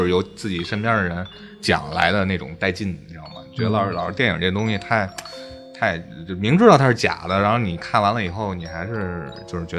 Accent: Beijing, China; 其实我我觉得咱们北京传的最火的就应该是香山那三三零的那个

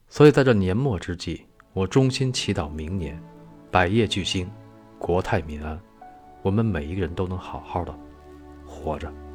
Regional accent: China; 我是一个中国人

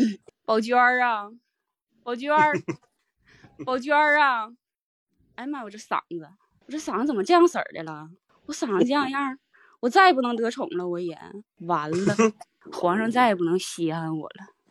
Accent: Yingkou, Liaoning, China; 我来自周奇墨的家乡。

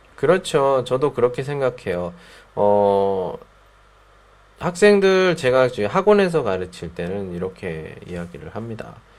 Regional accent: South Korea; first language Korean; 제 모국어니까 우리나라 말이니까

